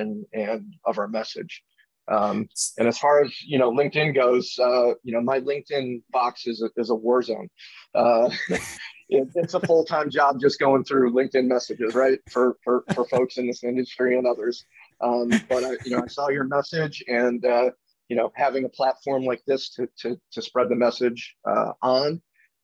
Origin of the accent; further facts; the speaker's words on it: New York, United States; moved away as an adult; also born or lived in Manhattan; now in North Carolina, United States; I'm from New York originally, spent most of my career in Manhattan